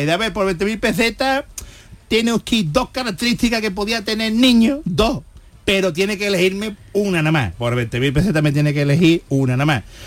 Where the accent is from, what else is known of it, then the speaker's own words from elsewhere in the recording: Jerez de la Frontera, Andalusia, Spain; nací en una, eh, en una clínica aquí en Jerez